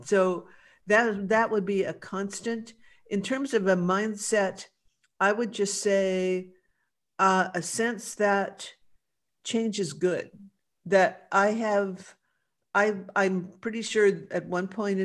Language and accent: English; Los Angeles, California, United States; I grew up in West